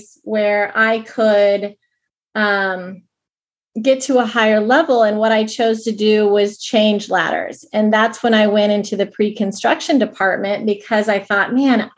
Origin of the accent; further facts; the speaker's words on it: Kansas City, Missouri, United States; moved away as an adult; also born or lived in Des Moines; I grew up in Kansas City. I thought I'd always live in Kansas City